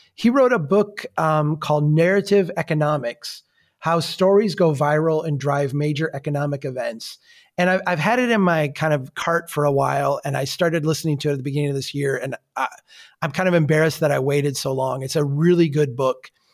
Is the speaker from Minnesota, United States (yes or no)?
yes; Brainerd, Minnesota, United States; my hometown of Brainerd